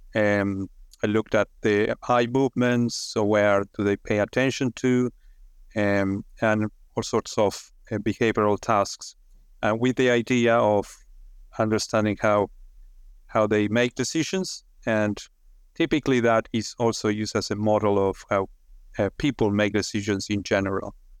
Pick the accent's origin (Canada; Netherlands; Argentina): Argentina; moved away as an adult; also born or lived in United Kingdom; now in Australia; I'm originally from Argentina.